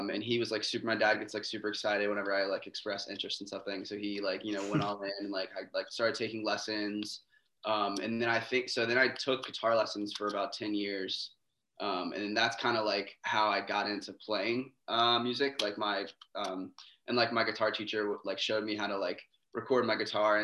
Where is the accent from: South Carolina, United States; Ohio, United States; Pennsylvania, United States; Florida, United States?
South Carolina, United States; Greenville; moved away as an adult; also born or lived in Boston; now in Astoria, United States; I'm from South Carolina originally.